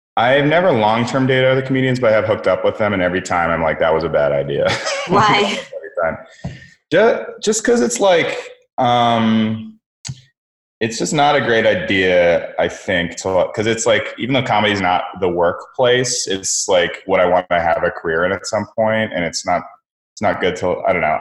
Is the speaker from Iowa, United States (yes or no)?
no; San Francisco Bay Area, California, United States; now in New York, United States; I'm actually from the West Coast, from the Bay Area. Um, yeah, like San Francisco Bay Area